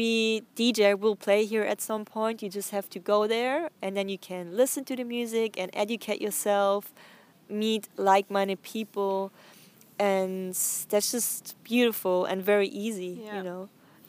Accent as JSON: {"language": "English", "region": "Bavaria", "country": "Germany", "tie": "born or raised there", "moved": "yes", "lives_now": "Berlin, Germany", "said": "I grew up in South Germany, in Bavaria"}